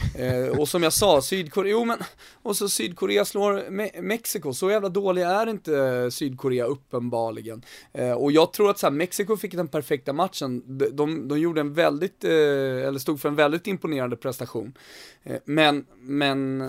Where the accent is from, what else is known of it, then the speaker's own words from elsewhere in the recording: Sweden; vi är 10 miljoner svenskar